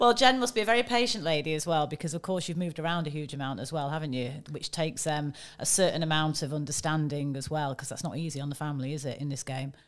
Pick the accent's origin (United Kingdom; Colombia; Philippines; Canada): United Kingdom; I'm a Brit